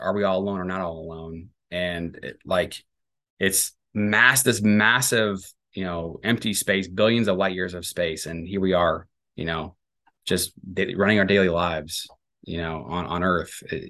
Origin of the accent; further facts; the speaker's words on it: St. Louis, Missouri, United States; I was raised Catholic in St. Louis, and you know, I went to a Catholic grade school, and you know, in Florissant, Missouri, there was a lot of Catholic grade schools